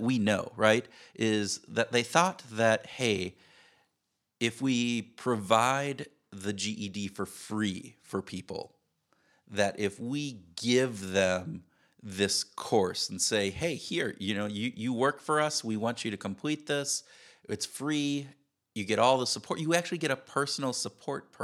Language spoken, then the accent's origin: English; Wisconsin, United States; I'm from Wisconsin. I'm a cheesehead